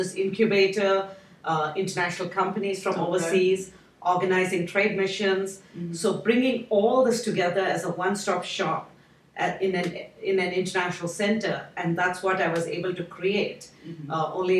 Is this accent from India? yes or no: yes; India; now in United States; And when I came here from India, I felt there was a shortage of international places